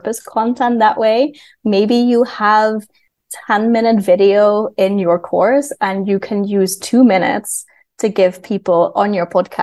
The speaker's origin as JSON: {"language": "English", "country": "Netherlands", "moved": "yes", "said": "I am from the Netherlands, but I work mostly with clients from the United States"}